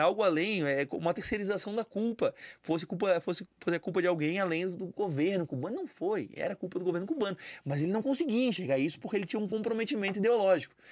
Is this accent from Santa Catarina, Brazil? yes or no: yes; São José, Santa Catarina, Brazil; Eu sou de São José, na verdade, cidade ao lado